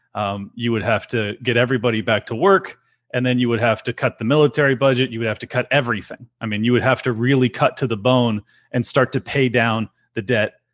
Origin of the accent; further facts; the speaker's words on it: California, United States; born and raised here